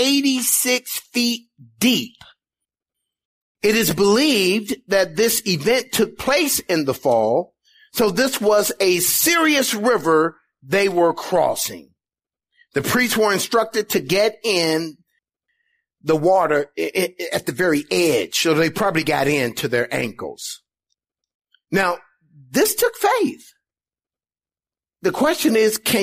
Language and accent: English; Indiana, United States; moved away as an adult; also born or lived in California; I've never been on the East Coast before, never been past Indiana where we grew up.